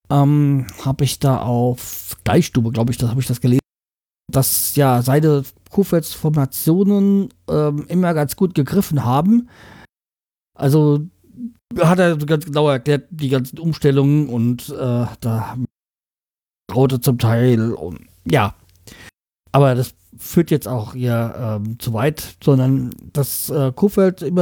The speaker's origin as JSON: {"language": "German", "region": "Bremen", "country": "Germany", "said": "dass wir als Bremer ja nicht gerne den Trainer rausschmeißen und eigentlich auch darauf stolz sind, dass bei uns nicht jedes Jahr ein neuer Trainer kommt."}